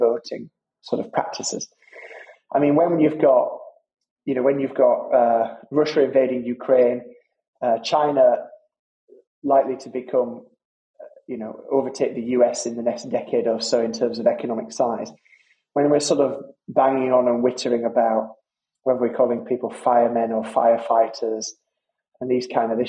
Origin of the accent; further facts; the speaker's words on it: Halifax, Yorkshire and the Humber, United Kingdom; my old neighbours growing up in Halifax